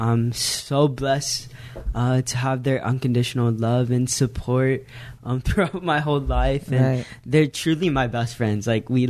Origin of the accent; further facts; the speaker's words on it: Las Vegas, Nevada, United States; I'm from Vegas